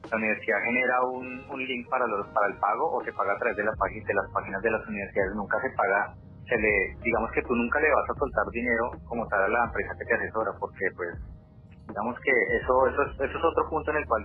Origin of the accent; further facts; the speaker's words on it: Colombia; now in Vancouver, Canada; como entre nosotros, como colombianos, como latinos